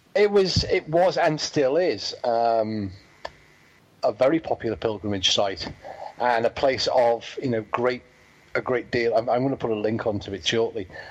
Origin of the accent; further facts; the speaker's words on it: England, United Kingdom; moved away; also born or lived in Wales; my homeland, uh, but not the place of my birth. I'm English